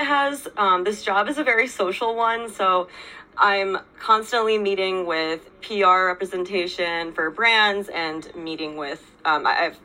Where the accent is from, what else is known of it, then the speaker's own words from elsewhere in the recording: Chicago suburbs, Illinois, United States; moved away as an adult; also born or lived in Iowa; now in New York City, United States; I'm from the Chicago suburbs originally